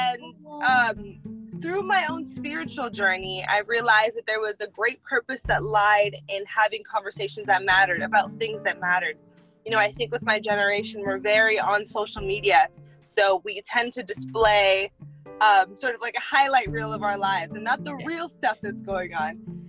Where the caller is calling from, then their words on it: Boca Raton, Florida, United States; I am currently calling from Boca Raton, Florida, on my way to work.